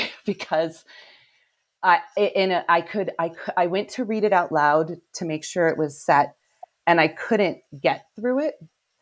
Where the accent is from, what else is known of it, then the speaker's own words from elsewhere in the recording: Cleveland, Ohio, United States; I am from Cleveland, yeah.